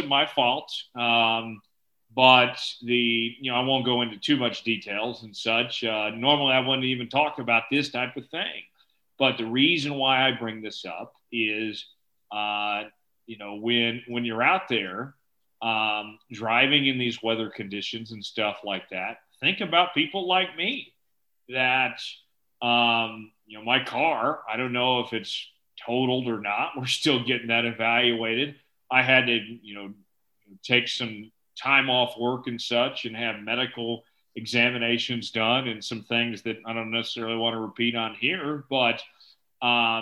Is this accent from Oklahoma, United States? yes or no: yes; Broken Arrow, Oklahoma, United States; moved away as an adult; also born or lived in Lawrence, Kansas; now in Omaha, United States; Broken Arrow, my hometown, and, you know, Lawrence, where I was previously at for the last 6.5 years